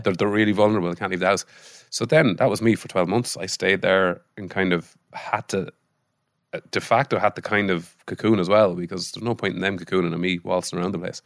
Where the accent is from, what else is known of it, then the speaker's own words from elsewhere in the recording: Mullingar, Leinster, Ireland; also born or lived in Israel; growing up in Molingar